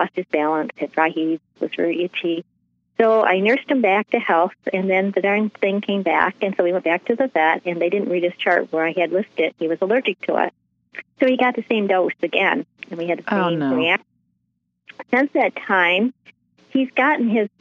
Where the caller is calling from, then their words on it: Michigan, United States; I'm calling from Michigan